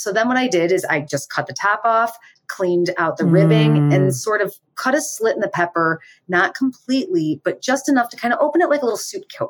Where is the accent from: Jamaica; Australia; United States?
United States; Chicago, Illinois; we're from Chicago